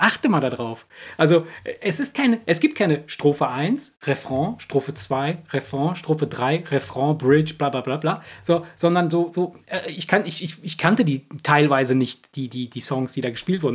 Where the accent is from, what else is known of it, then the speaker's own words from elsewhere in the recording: Cologne, North Rhine-Westphalia, Germany; wir aus Köln